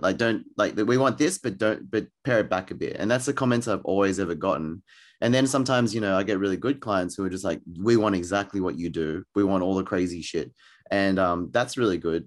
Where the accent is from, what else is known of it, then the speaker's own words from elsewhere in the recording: Australia; I'm Australian, um, but I'm Thai Chinese